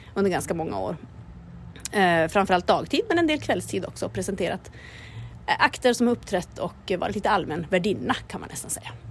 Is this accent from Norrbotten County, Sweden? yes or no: yes; Kiruna, Norrbotten County, Sweden; det här är min hemort och det är här det händer